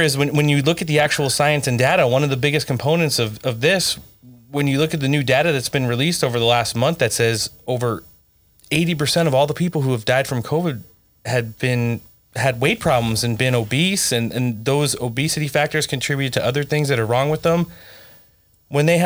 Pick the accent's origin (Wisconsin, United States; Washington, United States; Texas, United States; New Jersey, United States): New Jersey, United States; Jersey Shore; moved away; I'm originally from New Jersey. I'm from the Jersey Shore. I grew up right off of exit 74